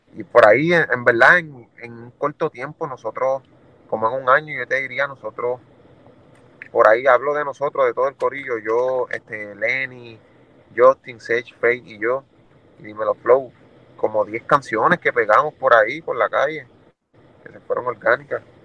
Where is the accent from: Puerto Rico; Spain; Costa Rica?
Puerto Rico; Juana Díaz; moved away as an adult; also born or lived in Philadelphia, Pennsylvania / Ponce, Puerto Rico / Orlando, Florida / Kissimmee, Florida; Yo soy de Juanadía, Puerto Rico, pero empecé a grabar y escribir mis primeros temas en Ponce